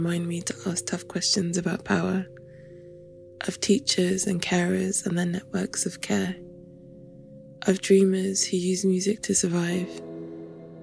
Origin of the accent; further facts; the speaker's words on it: London, United Kingdom; Being Nigerian and British and growing up in London